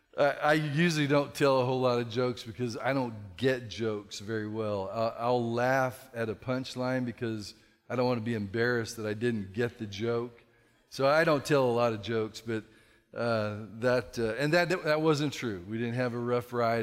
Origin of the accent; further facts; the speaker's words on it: California, United States; moved away as an adult; now in Texas, United States; I'm a Californian in Texas